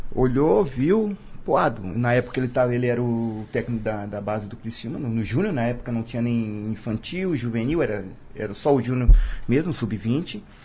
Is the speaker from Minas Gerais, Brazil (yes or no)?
no; Criciúma, Santa Catarina, Brazil; Eu sou natural de Criciúma, eu nasci ali, eu sou do, do bairro Naspolini